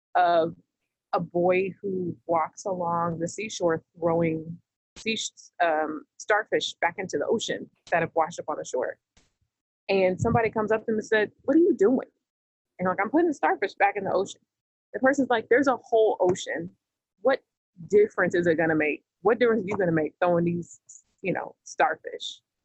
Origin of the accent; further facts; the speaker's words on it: the South, United States; I'm from the South. Uh, you know, I'm in the southeast part of the United States